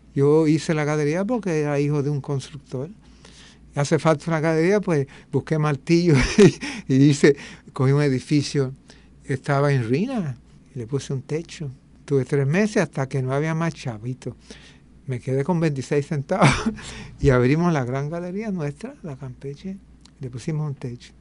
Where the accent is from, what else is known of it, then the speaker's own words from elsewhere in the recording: New York, United States; also born or lived in Puerto Rico; now in Río Mar, Puerto Rico; me crié en Nueva York, eh, eh, para todo el efecto yo tengo una parte jíbara y una parte neoyorquina